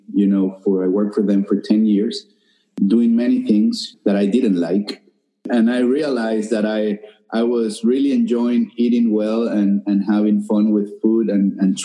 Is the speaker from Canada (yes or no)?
no; Venezuela; moved away as an adult; now in Key Biscayne, United States; being from Venezuela and coming here and adapt to the culture and the country